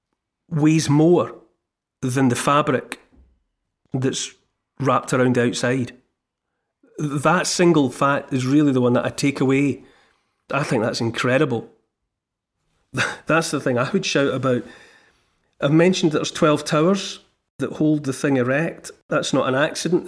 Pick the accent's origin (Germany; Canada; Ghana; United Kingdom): United Kingdom; as the British people